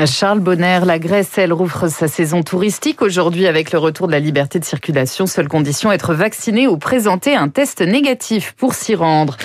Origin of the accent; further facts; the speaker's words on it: France; chez nous, en France